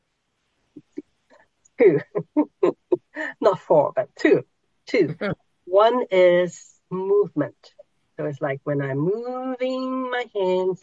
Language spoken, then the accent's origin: English; Hong Kong; moved away; I was born in Hong Kong, so there are those markets where they hang, pigs that are half slaughtered, and all everything there. You can buy just about anything there. So I grew up in that environment in Hong Kong.